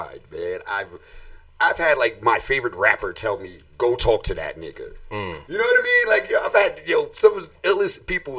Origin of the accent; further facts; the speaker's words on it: New York City, New York, United States; I'm from the Bronx